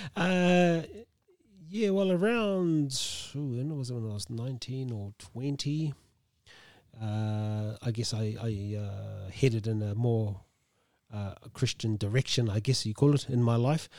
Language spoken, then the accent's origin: English; Tolaga Bay, Gisborne, New Zealand; I grew up in Talaga Bay. and, uh, went to high school there